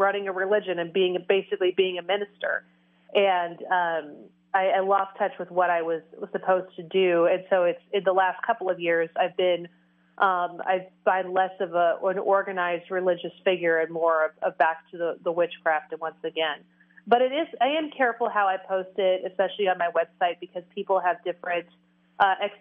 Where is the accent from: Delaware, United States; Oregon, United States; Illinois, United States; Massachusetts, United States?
Oregon, United States; also born or lived in Tennessee; we moved from Tennessee to Oregon when I was 6 years old